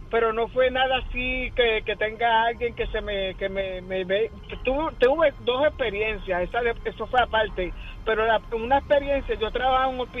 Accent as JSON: {"language": "Spanish", "town": "Guaynabo", "country": "Puerto Rico", "said": "Ah, soy, ok, eh … soy de aquí de Guaynabo."}